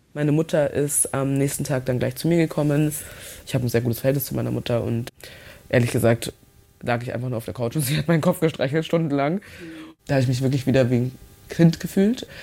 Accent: Munich, Bavaria, Germany; Geboren in München Passing und dann steht da bei Staatsangehörigkeit nichts

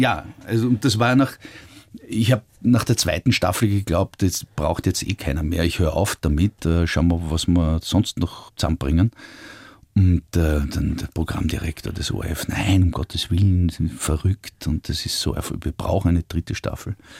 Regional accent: Austria; als Österreicher

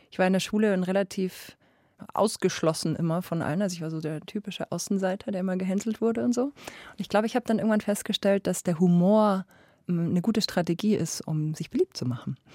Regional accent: Lower Bavaria, Germany; accent: Lower Bavarian; Aber meine Mama ist aus Niederbayern und da kommt auch mein Bayerisch her. Manchmal hört man auch die niederbayerische Einfärbung noch.

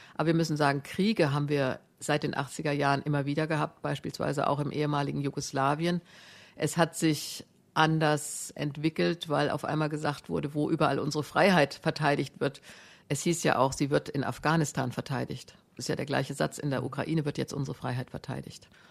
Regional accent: Germany; Ich kann als Deutsche

